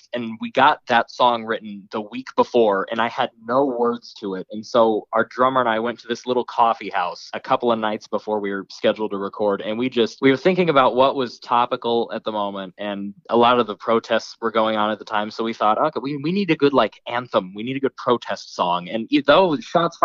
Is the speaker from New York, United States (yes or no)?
no; Nebraska, United States; growing up in Nebraska, you're most likely to hook on to country right away.